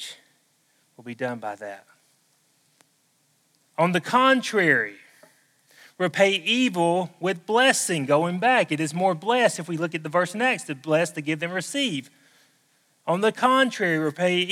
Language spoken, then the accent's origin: English; the South, United States; accent: southern; my southern accent